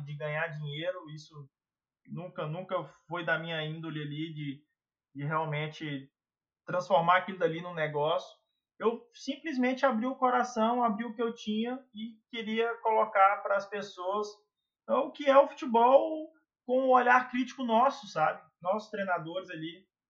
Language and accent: Portuguese; Minas Gerais, Brazil; also born or lived in Rio Grande do Sul / Portugal; eu sou sou de Minas